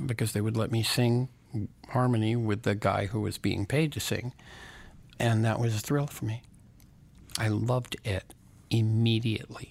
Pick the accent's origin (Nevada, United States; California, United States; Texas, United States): California, United States; Santa Barbara; also born or lived in Los Angeles, California / Westwood; I was born right here, Los Angeles, California